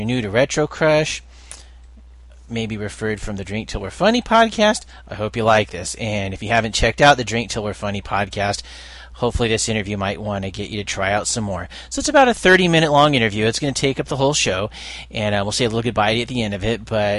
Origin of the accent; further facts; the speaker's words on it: California, United States; also born or lived in Reston, Virginia / Norfolk, Virginia / Florida; Yes, well, I lived in Reston, Virginia, Norfolk, Virginia, some places in Florida. And then from about age 8 years old on, I lived in California.